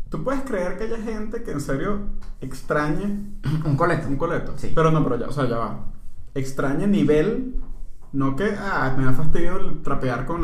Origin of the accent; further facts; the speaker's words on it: Venezuela; now in Panama; Es que nosotros somos venezolanos emigrantes, ¿verdad? Que estamos acá en Panamá.